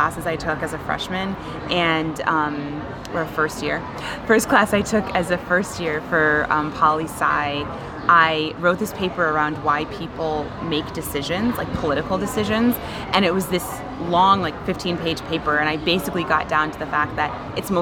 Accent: Rochester, New York, United States; I'm originally from Rochester.

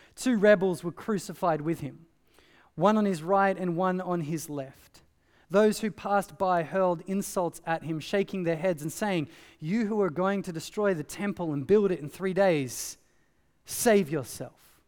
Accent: Australia; growing up in Australia

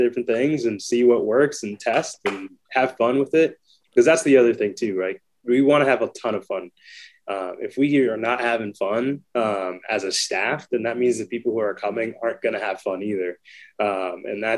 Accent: Fontana, California, United States; also born or lived in Claremont, California; So I grew up in Fontana a majority of my life.

